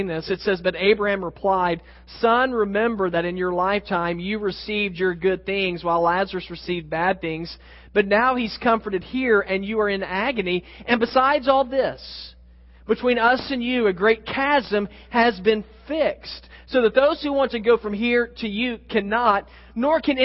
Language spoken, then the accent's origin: English; Oklahoma City, Oklahoma, United States; I grew up in Oklahoma City, just a few hours north of there